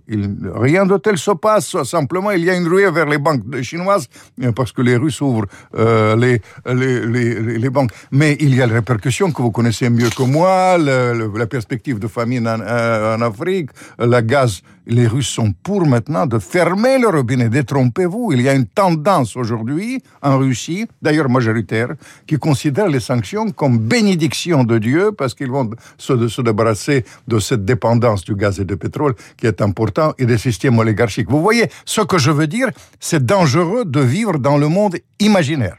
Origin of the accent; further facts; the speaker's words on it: Ukraine; moi je suis ukrainien